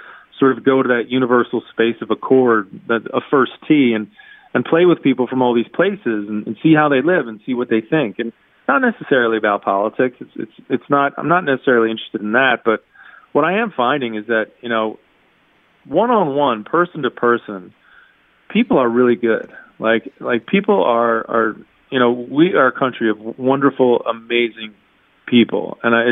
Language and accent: English; United States; right now in Scotland, I would say I'm American. At home, I would say probably maybe Irish American.